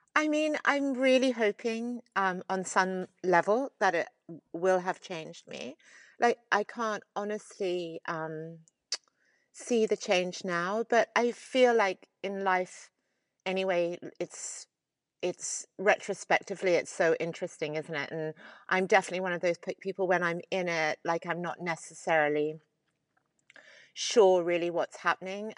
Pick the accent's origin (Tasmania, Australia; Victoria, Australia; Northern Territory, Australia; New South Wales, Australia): New South Wales, Australia; Sydney; I grew up in Sydney.